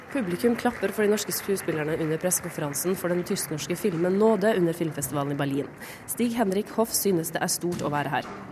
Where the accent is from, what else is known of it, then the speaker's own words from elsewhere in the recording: Northern Norway, Norway; som nordlending